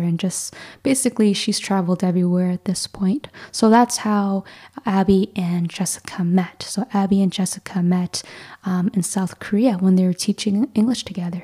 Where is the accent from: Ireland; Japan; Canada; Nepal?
Canada; Mississauga, Ontario; I grew up in like the Toronto area, so suburbia of Mississauga